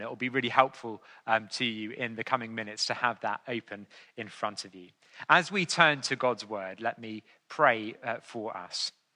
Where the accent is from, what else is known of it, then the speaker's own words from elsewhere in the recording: England, United Kingdom; I was more than willing to be known as an Englishman on those occasions.